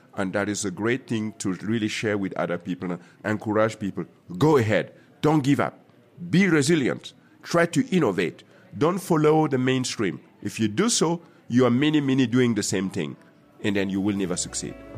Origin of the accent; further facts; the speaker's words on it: Burkina Faso; moved away; also born or lived in Germany; my home country, Burkina Faso